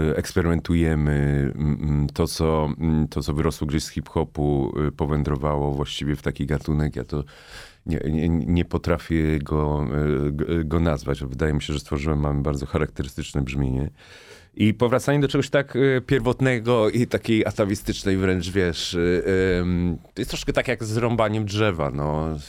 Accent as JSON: {"language": "Polish", "town": "Warsaw", "region": "Masovian Voivodeship", "country": "Poland", "said": "pochodzę z Ursynowa, czyli takiej części Warszawy"}